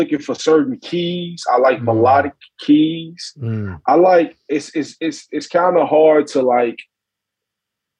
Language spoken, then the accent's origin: English; Memphis, Tennessee, United States; I'm from Memphis